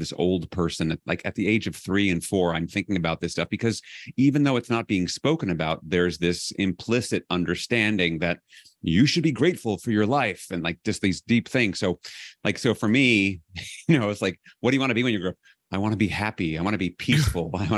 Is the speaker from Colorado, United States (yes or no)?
no; New York City, New York, United States; I grew up in New York City